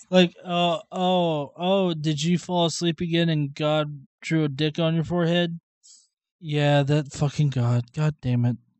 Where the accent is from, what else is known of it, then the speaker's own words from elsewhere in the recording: the South, United States; I'm a Southerner.